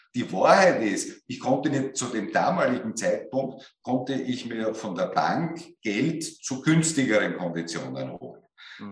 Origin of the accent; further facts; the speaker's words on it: Austria; bei uns in Österreich